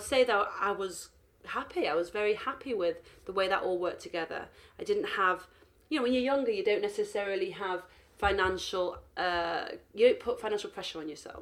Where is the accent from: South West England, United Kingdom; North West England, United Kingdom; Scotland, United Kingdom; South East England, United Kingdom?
North West England, United Kingdom; Manchester; moved away as an adult; now in London, United Kingdom; at 18 I moved to London from from Manchester to study human genetics at University College London.